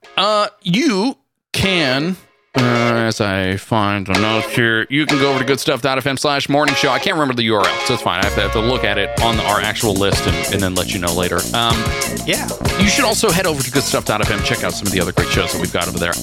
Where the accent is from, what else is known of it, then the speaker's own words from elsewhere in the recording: California, United States; We're from California